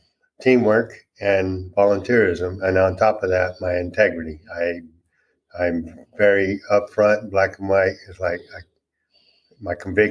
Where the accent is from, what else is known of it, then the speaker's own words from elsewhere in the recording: California, United States; moved away as an adult; now in Ozark, United States; I am originally from California. And we moved out here in Ozark in 2018